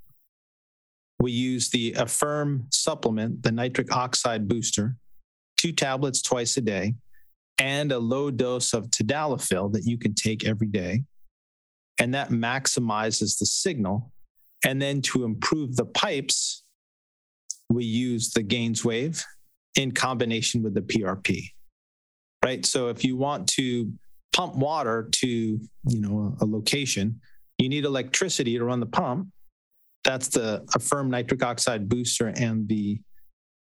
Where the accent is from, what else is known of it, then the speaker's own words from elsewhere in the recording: New York, United States; I grew up in New York